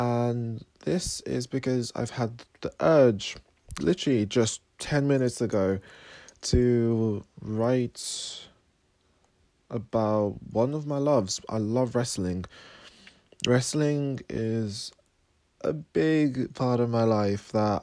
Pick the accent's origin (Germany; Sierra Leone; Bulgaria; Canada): Sierra Leone; now in Cambridge, United Kingdom; I was born in Sierra Leone, and I live in Cambridge, England.